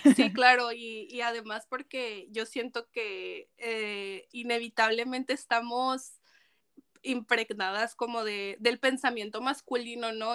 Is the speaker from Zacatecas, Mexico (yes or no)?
yes; Zacatecas, Mexico; yo soy de Zacatecas, un estado sumamente conservador. Eh, y, y, además yo crezco como pues también en, en ese en, ese estatus